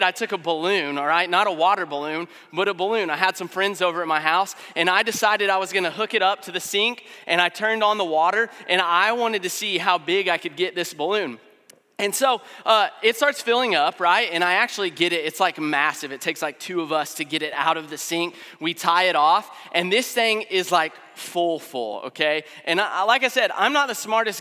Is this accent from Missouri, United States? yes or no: yes; Springfield, Missouri, United States; I've been in Springfield my whole life